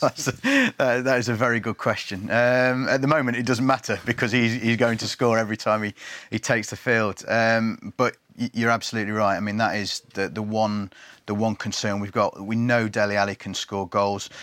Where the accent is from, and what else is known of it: England, United Kingdom